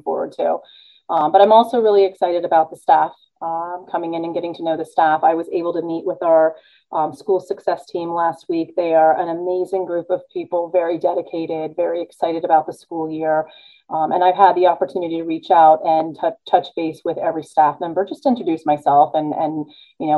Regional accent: California, United States; moved away; I was born in California

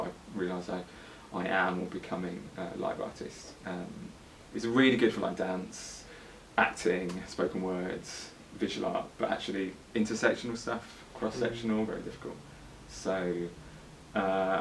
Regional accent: Birmingham, West Midlands, United Kingdom; moved away as an adult; also born or lived in Guadalajara, Mexico; now in London, United Kingdom; I was born there, lived there until I was seven

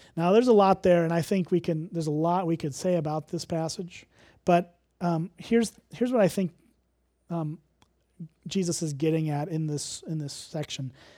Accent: Illinois, United States; moved away; I'm from Illinois

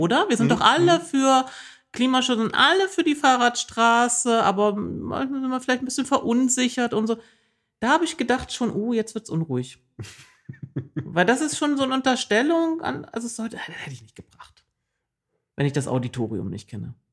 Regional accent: East Germany, Germany; ich bin äh, im Osten der Republik groß geworden

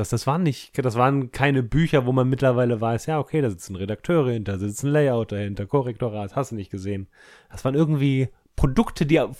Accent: Munich, Bavaria, Germany; ich komme ursprünglich aus München.

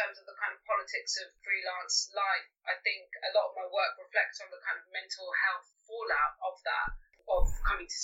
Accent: Greece; moved away as an adult; also born or lived in London; I grew up in Greece, and I moved to London when I was 18 to study chemistry

